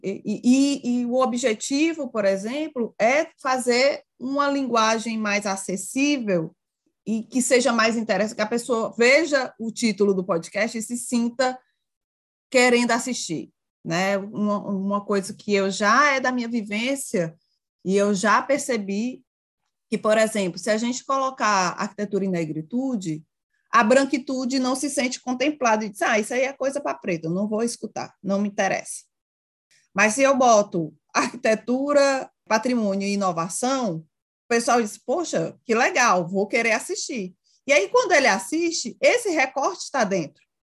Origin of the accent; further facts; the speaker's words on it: Ceará, Brazil; Sou do Ceará